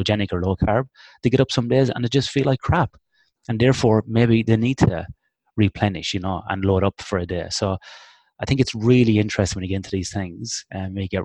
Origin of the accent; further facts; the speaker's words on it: Ireland; now in Western Australia, Australia; Me being Irish